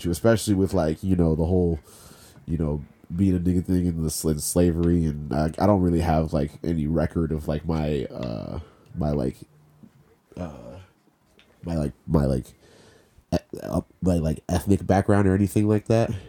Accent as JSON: {"language": "English", "region": "Maryland", "country": "United States", "tie": "born or raised there", "also_born_or_lived": "Panama / Virginia", "said": "I was born in Panama, and then I lived there until I was three, and then I I lived in Virginia for three years. moved to, moved to Maryland when I was six, right?"}